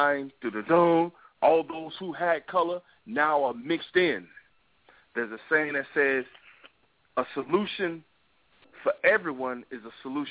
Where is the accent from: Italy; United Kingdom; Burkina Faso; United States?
United States; New York; accent: New York; my New York accent